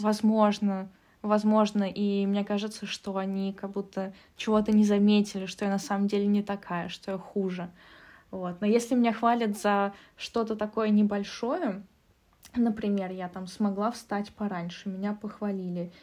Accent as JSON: {"language": "Russian", "country": "Russia", "tie": "born or raised there", "moved": "yes", "lives_now": "Germany", "said": "я так как росла, воспитывалась в России"}